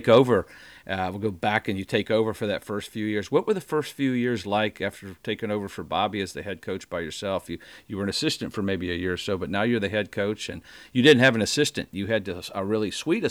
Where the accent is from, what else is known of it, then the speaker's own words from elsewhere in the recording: Indiana, United States; moved away as an adult; I'm from Indiana.